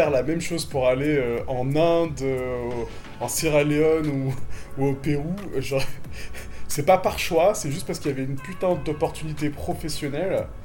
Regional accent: France; moved away as an adult; now in Tunisia; des origines tunisiennes, donc je suis franco-tunisien, mes parents sont tunisiens à la base, même si je suis français aussi.

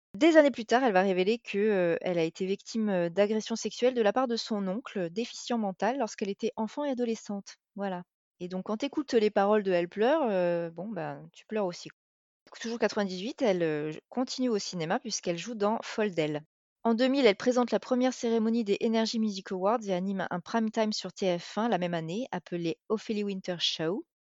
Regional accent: France; en tant que Française

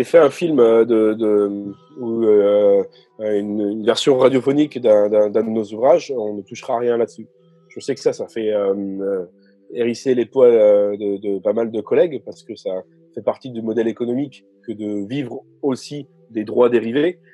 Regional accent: France; en tant que Français lisant du français

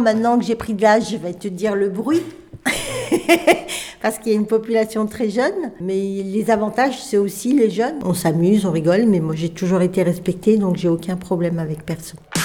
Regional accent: Villeurbanne, Auvergne-Rhône-Alpes, France; j'ai grandi au Tonkin.

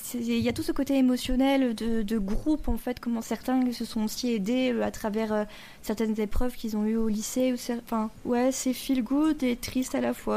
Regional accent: France; on qu'on connaît pas nous en tant que français

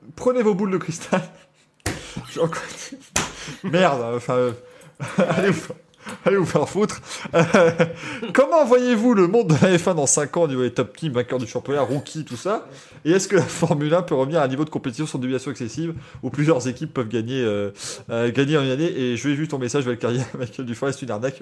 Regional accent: Belgium

